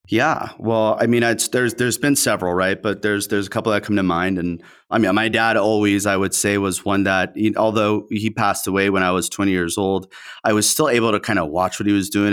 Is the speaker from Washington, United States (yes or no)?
no; Southern California, United States; first language Spanish; English is a second language; we are in Southern California